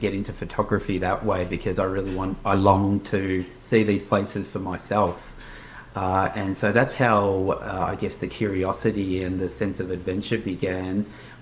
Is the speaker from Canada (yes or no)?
no; Melbourne, Victoria, Australia; also born or lived in Portugal; I was originally born in Portugal, and I immigrated to Australia at the age of 3. And so I grew up in Australia